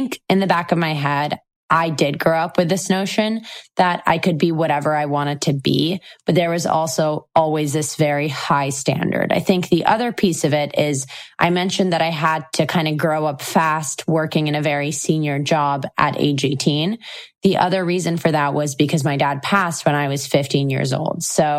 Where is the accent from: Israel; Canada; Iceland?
Israel; also born or lived in Moscow, Russia; I was born and raised in Israel, but I also spent 8 years of my life in Moscow, which is where my parents are originally from.